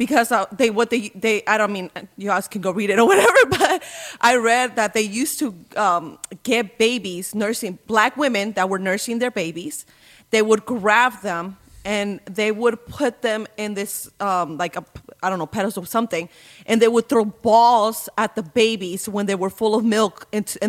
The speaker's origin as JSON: {"language": "English", "region": "Indiana", "country": "United States", "tie": "born or raised there", "also_born_or_lived": "Mexico", "said": "I grew up in Mexico until I was 10. And then from that point forward, I grew up in Indiana"}